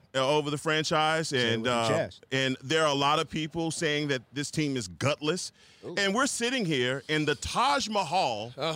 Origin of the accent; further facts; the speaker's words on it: Dallas, Texas, United States; I'm from Dallas. I'm from here.